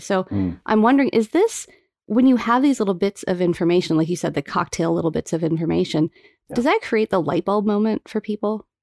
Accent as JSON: {"language": "English", "town": "Calgary", "region": "Alberta", "country": "Canada", "tie": "born or raised there", "said": "I grew up in Calgary"}